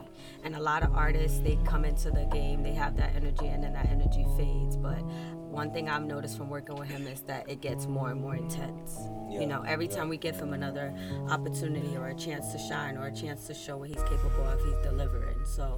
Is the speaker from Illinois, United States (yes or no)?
no; New York City, New York, United States; now in Miami, United States; I'm from Brooklyn, New York.